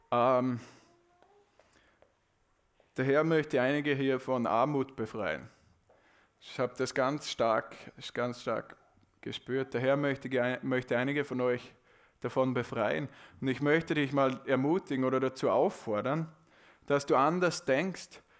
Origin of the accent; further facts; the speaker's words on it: Austria; Ja, aber, aber ich glaube, wir können das gar nicht richtig in den Mund nehmen als Österreicher.